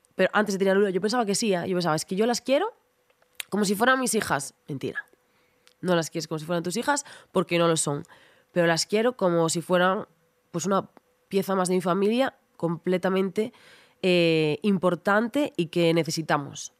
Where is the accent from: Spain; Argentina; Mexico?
Spain; Ribeira, Galicia; also born or lived in A Coruña; en Ribeira, en mi pueblo, es una ciudad, pero es un pueblo, 30.000 habitantes.